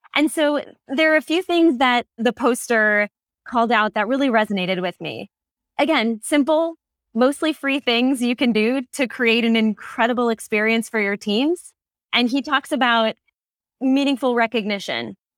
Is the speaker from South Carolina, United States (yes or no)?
no; New York, United States; now in California, United States; my home state of New York